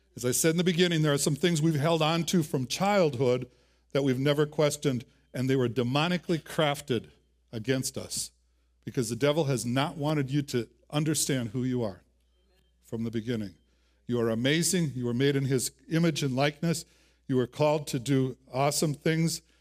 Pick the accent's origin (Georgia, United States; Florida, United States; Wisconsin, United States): Wisconsin, United States; now in Tucson, United States; I'm from Wisconsin